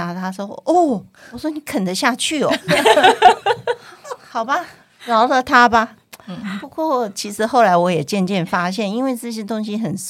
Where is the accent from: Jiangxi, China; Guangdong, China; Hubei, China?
Guangdong, China; 因为我是我是广东人嘛，所以我有很多亲戚都还在香港，像表姐啊那些。